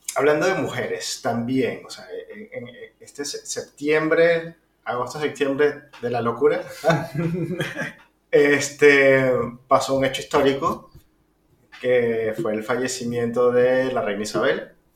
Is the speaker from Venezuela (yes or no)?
yes; Venezuela; Nosotros somos venezolanos